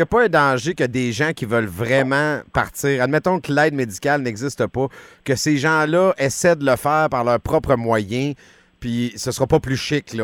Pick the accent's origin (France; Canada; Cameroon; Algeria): Canada; Quebec; chez nous au Québec.